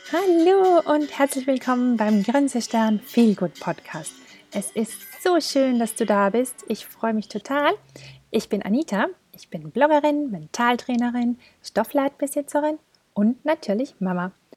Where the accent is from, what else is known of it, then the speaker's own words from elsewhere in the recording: Tyrol, Austria; bei uns in Tirol